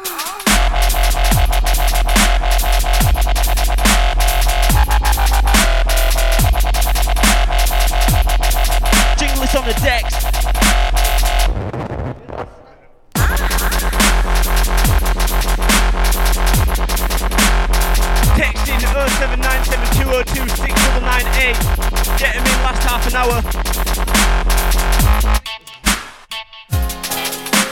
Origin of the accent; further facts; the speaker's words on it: Huddersfield, Yorkshire and the Humber, United Kingdom; Huddersfield, mate.